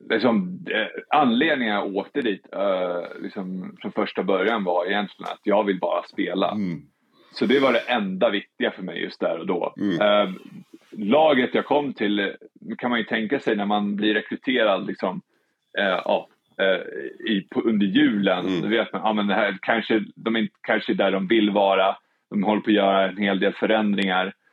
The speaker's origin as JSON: {"language": "Swedish", "country": "Spain", "second_language": "Swedish", "said": "Jag kommer ju från Spanien där, liksom där man, sa alltså 110 fokuserad hela tiden."}